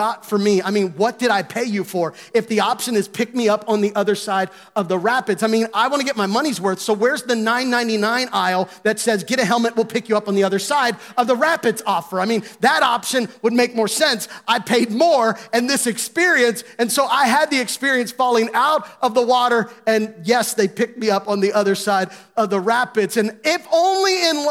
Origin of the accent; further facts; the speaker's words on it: Gettysburg, Pennsylvania, United States; moved away; I grew up in Gettysburg